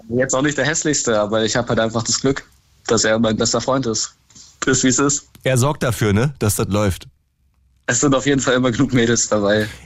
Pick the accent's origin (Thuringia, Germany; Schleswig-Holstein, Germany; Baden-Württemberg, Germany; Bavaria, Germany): Bavaria, Germany; Kempten; Wir kommen ja aus Bayern hier, also ich bin im Allgäu.